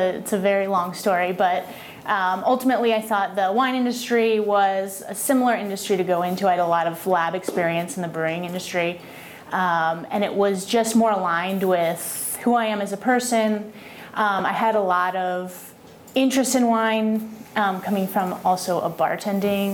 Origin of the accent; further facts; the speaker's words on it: Boston, Massachusetts, United States; moved away as an adult; also born or lived in Colorado; So I was born and raised in Boston, Massachusetts. I lived in a town about 30 minutes outside of downtown Boston. So grew up in New England